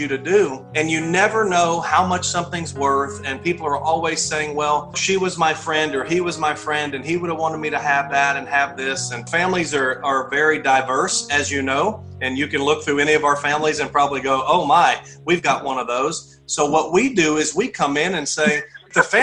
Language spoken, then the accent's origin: English; Texas, United States; born and raised in Texas, joined the military when I was 18